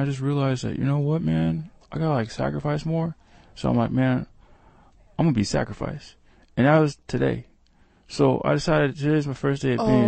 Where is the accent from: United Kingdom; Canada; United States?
United States; West Coast; I'm from the West Coast, by the way.